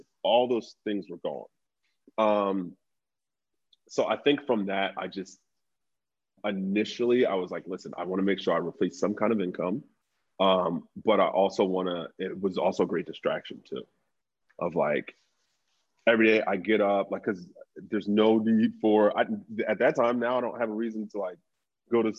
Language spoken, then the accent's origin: English; Philadelphia, Pennsylvania, United States; I grew up in North Philly